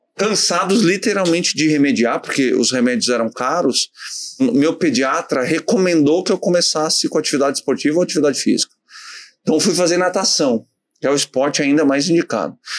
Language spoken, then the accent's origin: Portuguese; Novo Hamburgo, Rio Grande do Sul, Brazil; Novo Hamburgo, a minha cidade natal